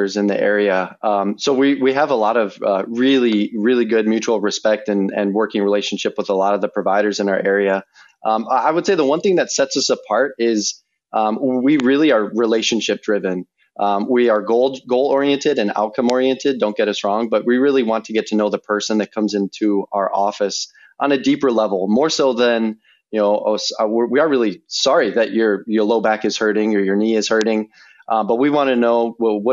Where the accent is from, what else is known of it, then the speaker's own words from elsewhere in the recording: Wheaton, Illinois, United States; I grew up in South Wheaton